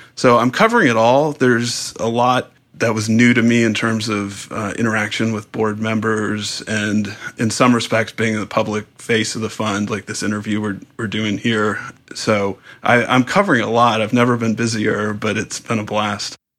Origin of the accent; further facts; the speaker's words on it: San Diego, California, United States; I grew up in San Diego.